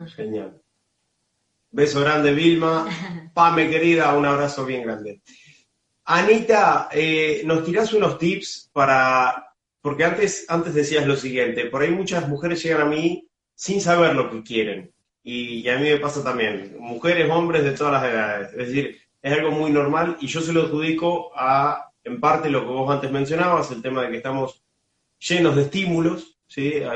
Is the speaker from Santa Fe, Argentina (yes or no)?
yes; Casilda, Santa Fe, Argentina; mi Casilda natal